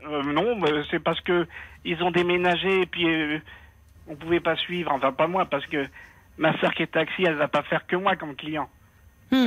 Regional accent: Tunisia; now in France; dans notre religion à nous, je suis tunisien

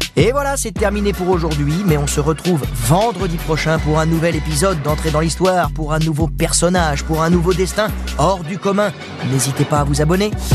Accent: Alençon, Normandy, France; je vais revoir ma Normandie. Je me sens chez moi, je suis né à Alençon dans l'Orne

